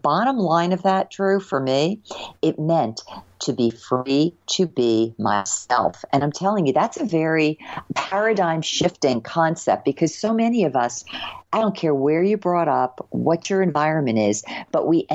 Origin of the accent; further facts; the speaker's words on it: New Jersey, United States; moved away; I grew up in New Jersey, nice state